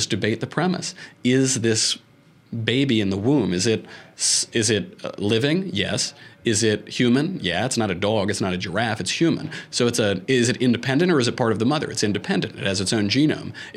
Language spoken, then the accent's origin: English; New York, United States; I'm from New York